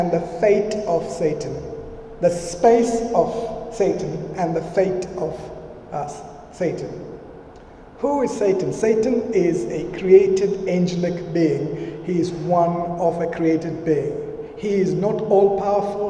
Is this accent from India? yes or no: yes; India; moved away; I grew up in India, and for the first 10 years of my life, I lived with my parents